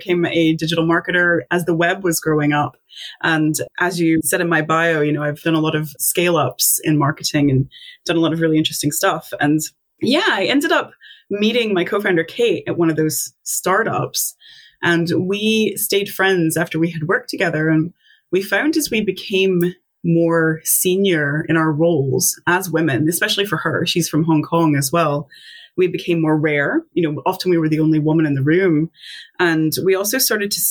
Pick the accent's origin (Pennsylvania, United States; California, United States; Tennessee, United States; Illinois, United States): Tennessee, United States; moved away as an adult; now in Scotland, United Kingdom; I'm originally from the States. I'm from Tennessee.